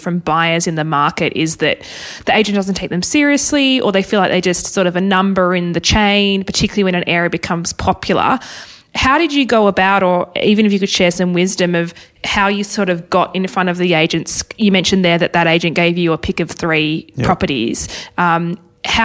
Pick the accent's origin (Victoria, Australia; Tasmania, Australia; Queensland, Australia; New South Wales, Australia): Tasmania, Australia; Hobart; moved away; I'm originally from Hobart